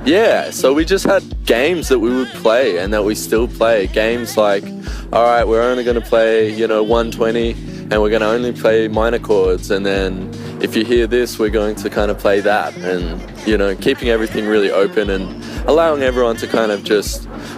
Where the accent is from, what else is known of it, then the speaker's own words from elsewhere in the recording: Vanuatu; Well, I grew up in Vanuatu in the islands in the South Pacific, and I think it's a community-based living, it's more community-based and community-focused